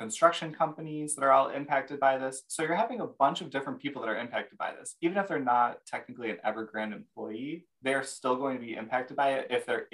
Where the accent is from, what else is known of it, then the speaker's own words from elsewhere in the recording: Michigan, United States; me and Erica, we're both from Michigan